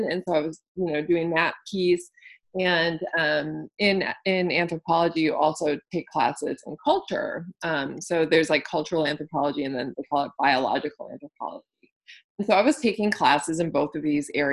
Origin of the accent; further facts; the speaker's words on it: Wisconsin, United States; moved away as an adult; also born or lived in Texas; I grew up in Wisconsin. I did my undergraduate degree in Wisconsin. And then I moved to Texas to go to graduate school